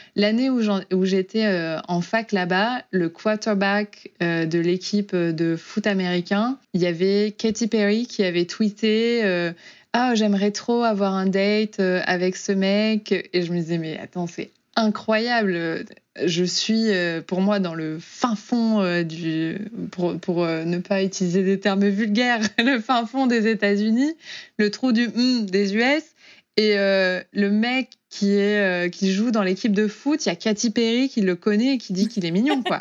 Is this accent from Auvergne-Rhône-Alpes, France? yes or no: yes; Auvergne-Rhône-Alpes, France; moved away as an adult; also born or lived in Oklahoma, United States; now in Houston, United States; donc moi je viens de, d'Auvergne